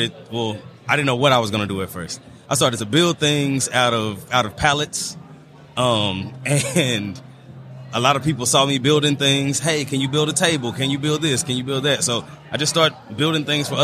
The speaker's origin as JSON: {"language": "English", "town": "Dallas", "region": "Texas", "country": "United States", "moved": "yes", "lives_now": "Atlanta, United States", "said": "I am from Dallas, Texas. I currently live in Atlanta, Georgia"}